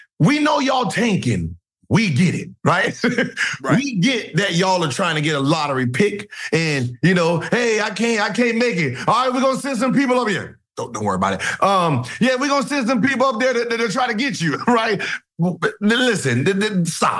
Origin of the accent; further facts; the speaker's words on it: California, United States; I'm from Cali